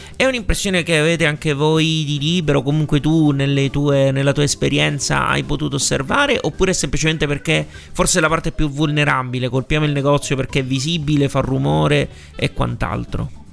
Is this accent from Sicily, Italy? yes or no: yes; Sicily, Italy; te lo dico da siciliano